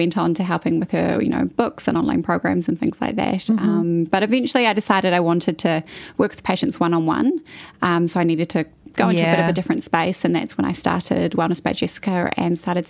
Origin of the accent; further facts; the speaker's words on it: North Shore, Auckland, New Zealand; I grew up on the North Shore. I spent my whole sort of childhood there. And then once I finished at Rangitoto College, I took off to the UK, where I was living for a year, did the classic kind of gap year situation.